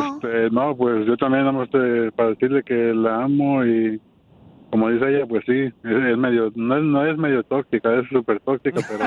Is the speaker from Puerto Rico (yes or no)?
no; Oaxaca, Mexico; now in Florida, United States; Yo en Oaxaca. Eh. en Oaxaca, México.